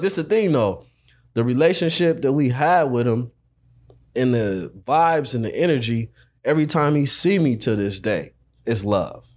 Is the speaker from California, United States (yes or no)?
yes; Los Angeles, California, United States; I'm from South Central